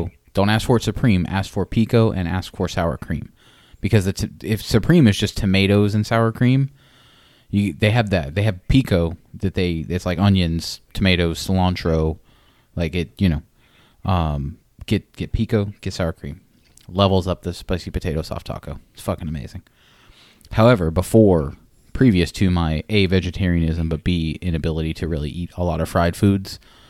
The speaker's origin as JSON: {"language": "English", "town": "Ocoee", "region": "Florida", "country": "United States", "tie": "born or raised there", "said": "I grew up in the Nightmare Before Winter Garden, Ocoee."}